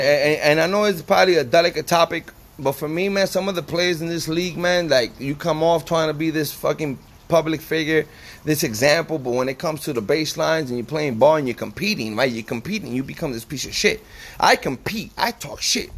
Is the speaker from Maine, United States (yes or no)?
no; New Jersey, United States; now in Tucson, United States; I'm from New Jersey.